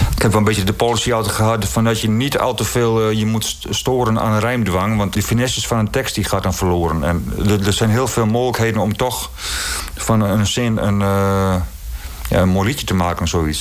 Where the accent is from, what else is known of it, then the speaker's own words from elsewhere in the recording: Netherlands; ik ben opgegroeid in Veen, eh, Een grensdorp tussen Groningen en Friesland